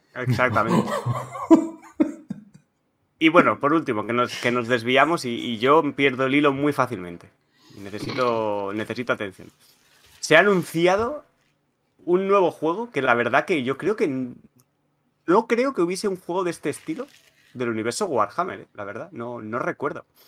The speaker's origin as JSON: {"language": "Spanish", "region": "Catalonia", "country": "Spain", "said": "soy catalán"}